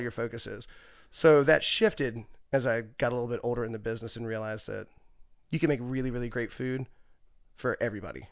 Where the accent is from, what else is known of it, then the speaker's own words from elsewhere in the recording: Pulaski County, Southwestern Virginia, United States; moved away as an adult; also born or lived in Daytona / Delaware / Atlanta; I grew up in Southwestern Virginia